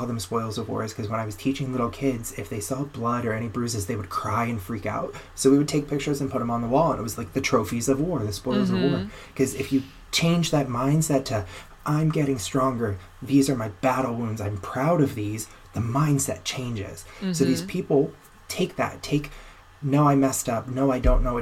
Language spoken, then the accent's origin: English; Florida, United States; moved away as an adult; now in Anaheim, United States; I'm from Florida where there were tons of them.